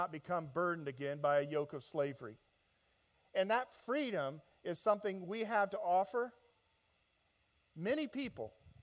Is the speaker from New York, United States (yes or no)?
no; Indianapolis, Indiana, United States; moved away as an adult; now in Southern California, United States; I am from Indianapolis, Indiana